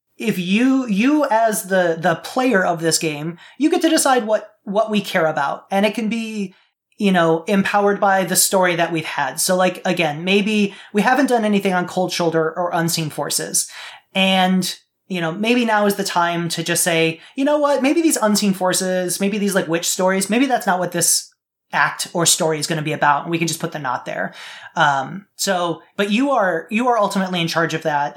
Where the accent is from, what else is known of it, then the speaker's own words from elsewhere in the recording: Midwest, United States; I grew up in the Midwest